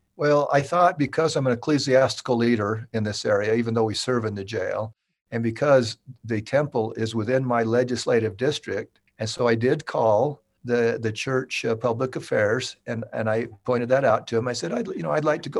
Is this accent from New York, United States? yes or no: no; Millcreek, Utah, United States; Utah, born and raised. I grew up in the, in the Salt Lake City area. I was born in Mill Creek